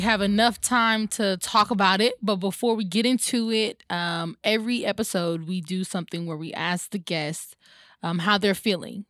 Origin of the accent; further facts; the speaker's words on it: Atlanta, Georgia, United States; I grew up over in Pittsburgh